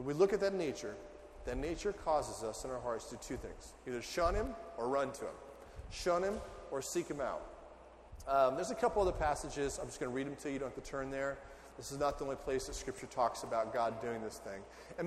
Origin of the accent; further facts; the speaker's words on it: California desert, United States; moved away as an adult; now in Ohio, United States; I'm from California in the desert. I felt like at age 18, I'd done all the sweating I need to do for the desert.